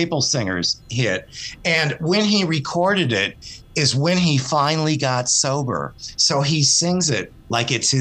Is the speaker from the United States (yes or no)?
yes; Detroit area, Michigan, United States; this is from my hometown